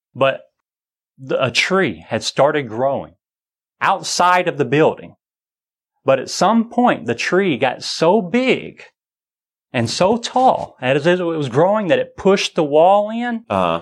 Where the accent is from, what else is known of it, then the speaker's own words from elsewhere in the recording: United States; I'm a Christian, i uh, raised a Baptist, and I'm an American